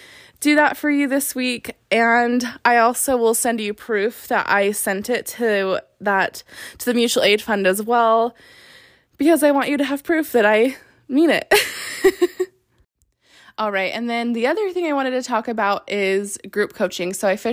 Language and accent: English; Salt Lake City, Utah, United States; now in Las Vegas, United States; I'm in Vegas and I'm from Salt Lake.